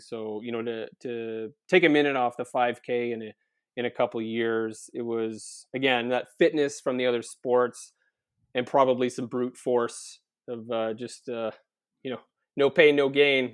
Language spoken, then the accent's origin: English; Prince Edward Island, Canada; moved away as an adult; also born or lived in Kingston; I'm an island boy, born and raised on Prince Edward Island